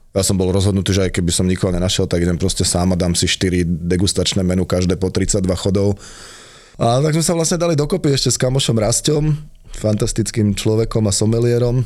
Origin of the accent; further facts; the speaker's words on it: Slovakia; my sme partia zo Slovenska